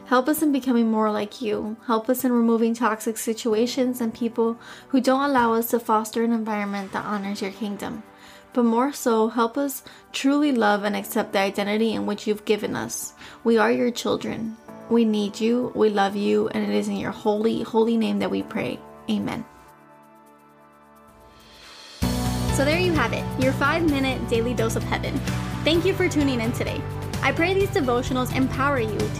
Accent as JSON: {"language": "English", "town": "Miami", "region": "Florida", "country": "United States", "tie": "born or raised there", "accent": "Spanish", "said": "I was born and raised in Miami, and all of my grandparents are from Cuba, or were from Cuba"}